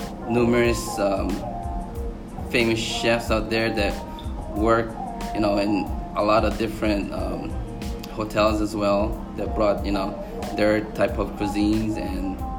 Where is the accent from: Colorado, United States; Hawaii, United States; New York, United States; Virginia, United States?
Hawaii, United States; growing up in Hawaii, me and my wife, as little kids